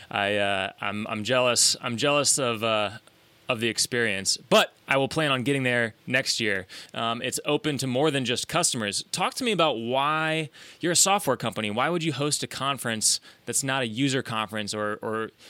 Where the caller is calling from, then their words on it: Nashville, Tennessee, United States; I'm calling in from scenic Nashville, Tennessee, Matt.